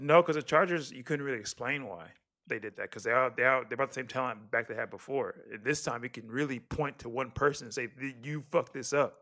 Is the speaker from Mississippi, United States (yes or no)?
no; Texas, United States; as a Texan